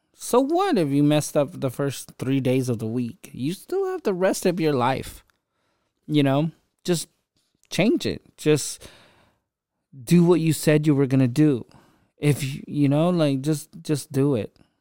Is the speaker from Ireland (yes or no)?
no; Philippines; now in United States; I grew up in the Philippines on the streets and, um, even moving to America, I had my hardships